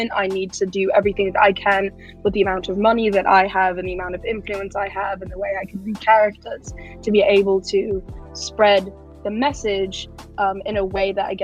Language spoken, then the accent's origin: English; United Kingdom; me being British